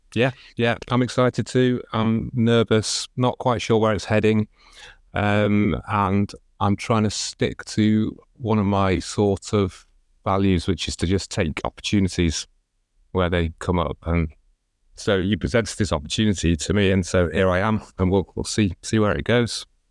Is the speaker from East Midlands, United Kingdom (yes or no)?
no; Chester, North West England, United Kingdom; I grew up in Chester